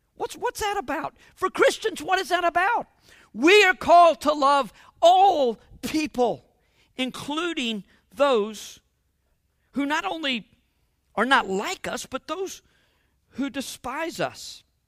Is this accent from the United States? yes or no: yes; United States